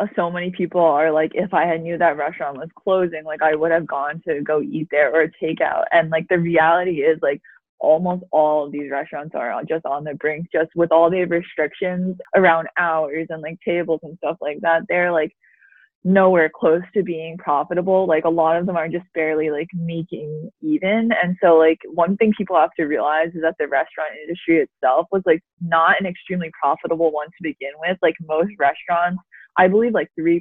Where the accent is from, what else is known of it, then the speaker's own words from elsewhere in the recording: New Jersey, United States; now in Boston, United States; we are both from New Jersey.